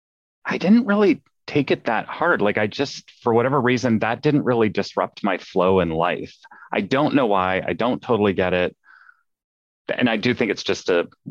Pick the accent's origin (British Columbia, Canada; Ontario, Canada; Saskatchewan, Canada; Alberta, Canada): Ontario, Canada; Ottawa; now in Seattle, United States; Ottawa, Canada, the nation's capital